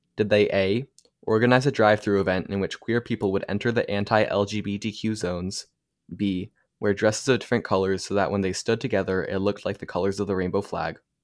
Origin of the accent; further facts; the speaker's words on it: New York, United States; I'm from New York too